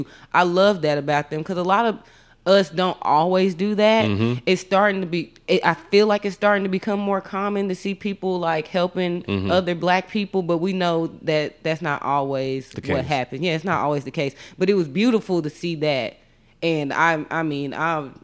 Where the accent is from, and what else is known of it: Texas, United States